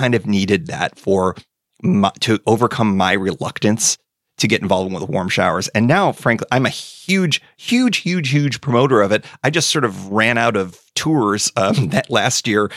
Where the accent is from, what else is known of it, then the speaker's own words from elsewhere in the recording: Western New York, United States; also born or lived in DC area; now in West Virginia, United States; I grew up in Western New York, uh, a stone's throw from the Erie Canal